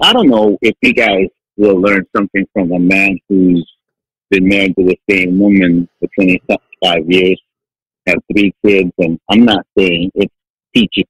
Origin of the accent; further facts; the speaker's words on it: Philippines; come on, I'm Filipino, man, come on. I'm a hard worker